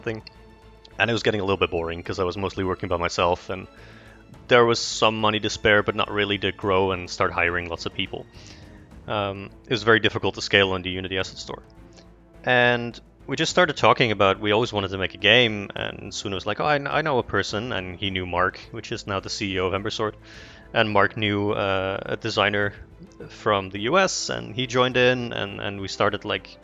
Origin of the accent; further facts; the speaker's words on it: Netherlands; English is a second language; I'm from the Netherlands.